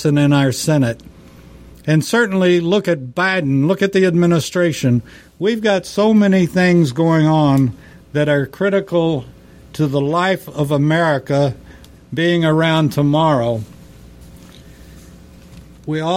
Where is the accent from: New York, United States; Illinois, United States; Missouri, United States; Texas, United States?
Texas, United States; I'm from Texas. I graduated from Texas Tech. I'm from Texas, and I'm very proud to be a Texan